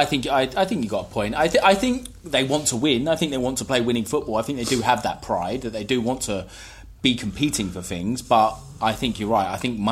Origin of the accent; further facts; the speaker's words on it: England, United Kingdom; I'm English.